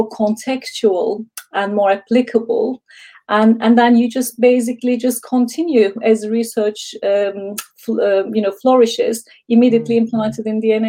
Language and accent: English; Istanbul, Turkey; moved away as an adult; now in United Kingdom; I'm from Istanbul, Turkey. And then 21 years ago, I came to UK